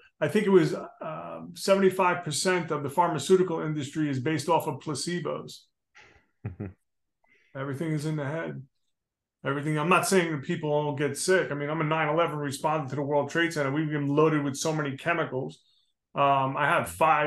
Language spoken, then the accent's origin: English; New Jersey, United States; I'm a knucklehead from New Jersey, man. I mean, you know, I grew up in the street